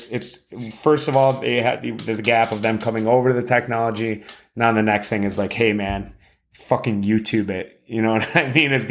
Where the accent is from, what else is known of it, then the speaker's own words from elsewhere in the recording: Florida, United States; I'm from I'm from Florida.